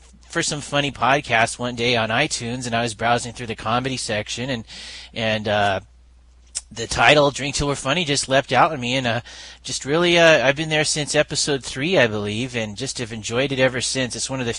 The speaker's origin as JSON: {"language": "English", "region": "California", "country": "United States", "tie": "born or raised there", "also_born_or_lived": "Reston, Virginia / Norfolk, Virginia / Florida", "said": "Yes, well, I lived in Reston, Virginia, Norfolk, Virginia, some places in Florida. And then from about age 8 years old on, I lived in California."}